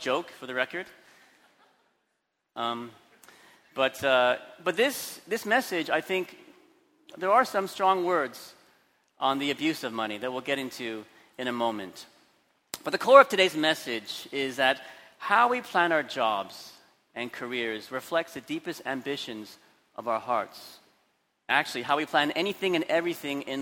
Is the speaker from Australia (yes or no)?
no; Vancouver, British Columbia, Canada; now in Hong Kong; I grew up in Vancouver, Canada, where everyone just went down the street to the local school. Not in Hong Kong.